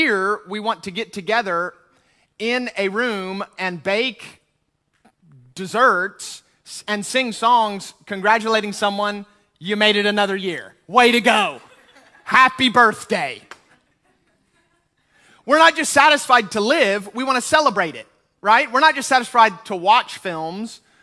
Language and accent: English; United States; I'm American